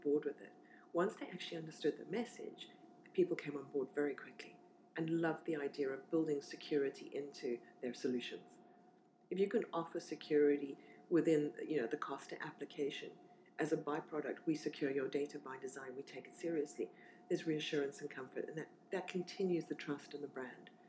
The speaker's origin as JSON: {"language": "English", "country": "South Africa", "tie": "born or raised there", "also_born_or_lived": "Zimbabwe / Namibia / Swakopmund, Namibia", "moved": "as an adult", "lives_now": "London, United Kingdom", "said": "we moved to Namibia, where I spent most of my formative childhood. So I grew up in Namibia and then moved over to South Africa"}